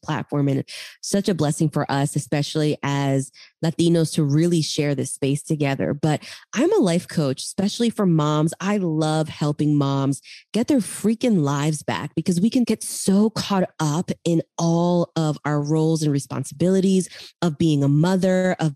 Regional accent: Callao, Peru; moved away; I grew up in Peru, Chimpún Callao

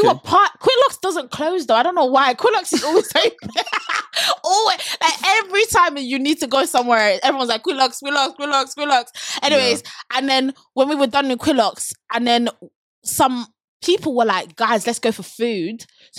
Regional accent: London, United Kingdom; oh, I'm from London.

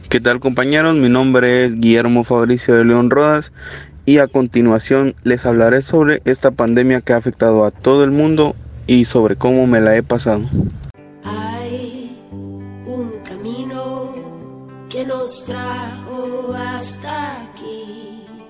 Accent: Guatemala

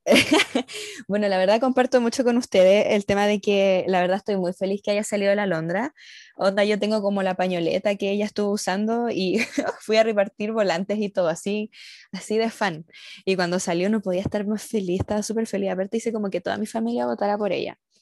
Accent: Chile

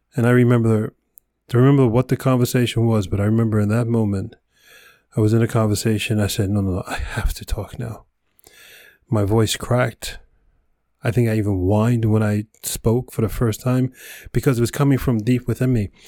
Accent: New York, United States; Mister New Yorker, hardcore, you know, project boy, growing up in New York, concrete forest

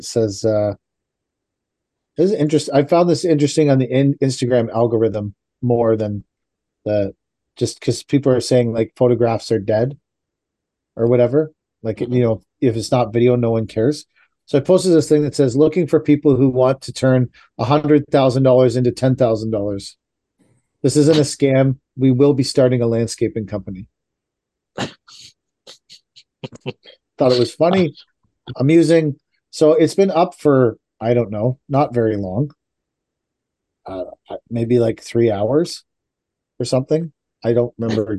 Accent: Oshawa, Ontario, Canada

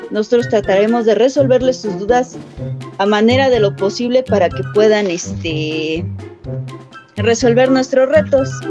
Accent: Mexico; Como buenos mexicanos

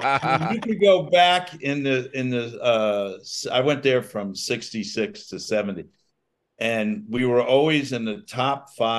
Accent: Long Island, New York, United States; also born or lived in Connecticut; I grew up in Long Island.

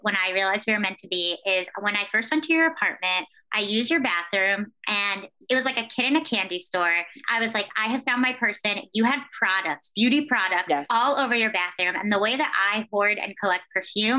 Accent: East Coast, United States; I grew up on the East Coast

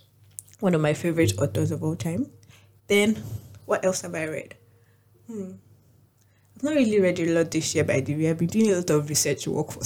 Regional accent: Nigeria; I'm Nigerian

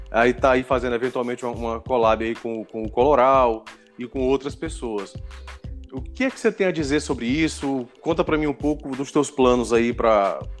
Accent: Parnaíba, Piauí, Brazil; eu sou de Parnaíba, no Piauí

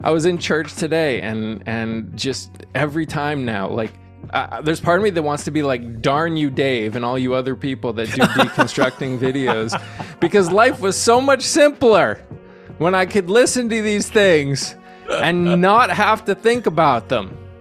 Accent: New England, United States; moved away as an adult; now in Texas, United States; I grew up in the Northeast

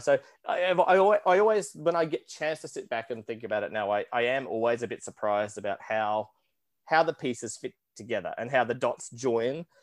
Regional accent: Australia; born or raised there; now in New York, United States

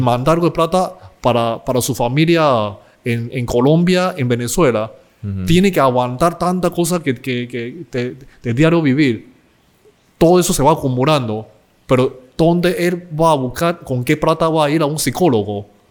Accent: Panama; nosotros crecemos en familia china, pero por otro lado, crecemos en Panamá

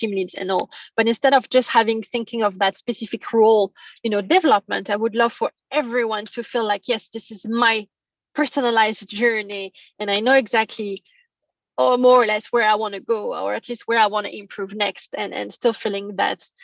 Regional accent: France; moved away; I'm from France originally.

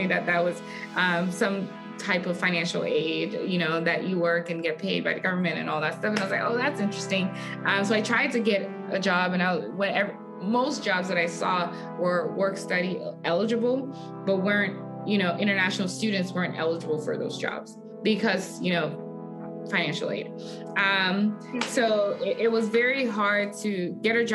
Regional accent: Nigeria; moved away as an adult; also born or lived in Houston, Texas; now in United States; I am an immigrant. I moved to US from my home country, Nigeria, for college, and I've lived here ever since

